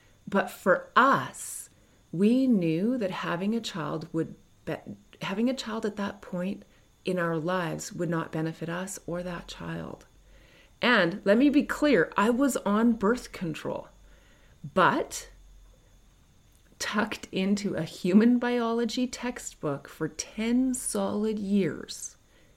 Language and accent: English; Canada; I'm not American. I'm Canadian.